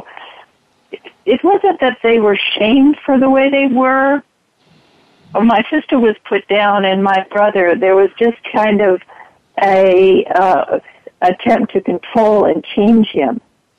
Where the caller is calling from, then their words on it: San Diego, California, United States; Hi, I'm from San Diego.